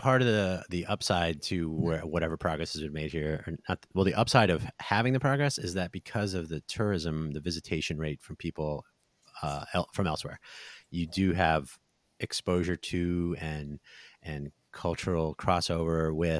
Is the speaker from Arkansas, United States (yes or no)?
no; New Jersey, United States; now in Las Vegas, United States; I'm from New Jersey, so I think some of my family was out here for that.